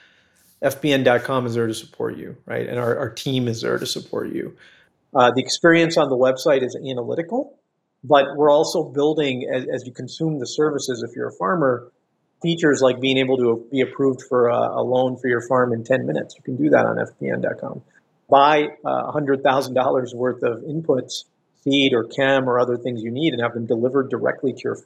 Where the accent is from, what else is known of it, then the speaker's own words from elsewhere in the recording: Chicago, Illinois, United States; I grew up in Chicago, in the Chicago area.